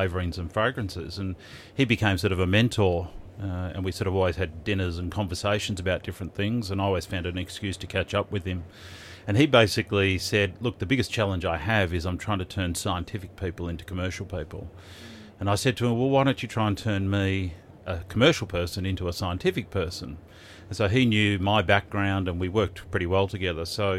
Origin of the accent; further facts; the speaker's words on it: Melbourne, Victoria, Australia; I grew up in Melbourne, so always been in Melbourne